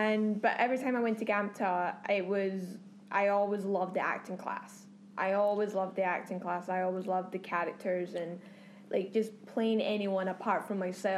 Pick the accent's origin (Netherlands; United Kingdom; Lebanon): United Kingdom; Bothwell, Scotland; moved away as an adult; now in Los Angeles, United States; I'm originally from Bothwell, which is just outside of Glasgow.